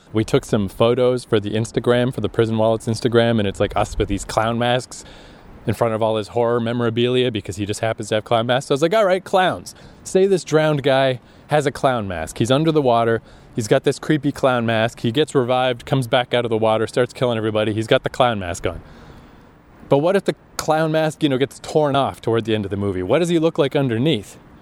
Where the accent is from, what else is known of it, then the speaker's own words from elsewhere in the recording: Canada; also born or lived in Japan / Toronto; I've come back to Canada